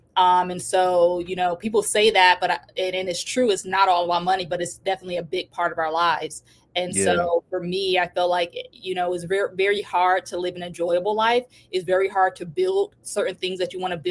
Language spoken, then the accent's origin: English; Detroit, Michigan, United States; I was born in Detroit, Michigan, grew up in a, you know, pretty rough neighborhood